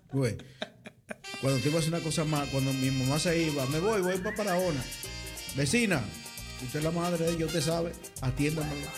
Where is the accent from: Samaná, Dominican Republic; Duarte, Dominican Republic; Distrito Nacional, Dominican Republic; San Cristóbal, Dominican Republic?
Samaná, Dominican Republic; Sánchez; now in Netherlands; nosotros somos de, por allá, de Sánchez para allá, de esos sitios